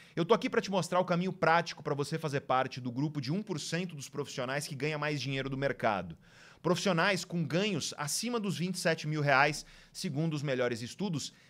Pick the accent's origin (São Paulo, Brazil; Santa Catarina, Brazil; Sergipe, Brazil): São Paulo, Brazil; Santos; Praia Grande, do lado da cidade de Santos, onde eu nasci